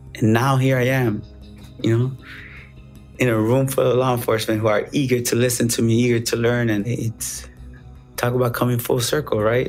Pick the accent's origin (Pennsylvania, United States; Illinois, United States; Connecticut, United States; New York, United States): Illinois, United States; Chicago; I was born in Chicago, made in America